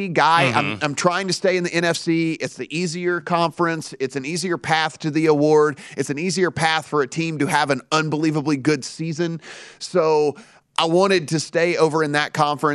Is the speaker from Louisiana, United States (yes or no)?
yes; Louisiana, United States; moved away; I'm from Louisiana